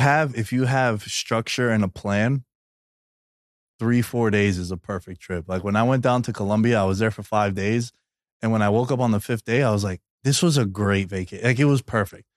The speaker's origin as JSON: {"language": "English", "town": "New York City", "region": "New York", "country": "United States", "tie": "born or raised there", "moved": "as an adult", "lives_now": "Las Vegas, United States", "said": "born and raised in New York, Queens kid"}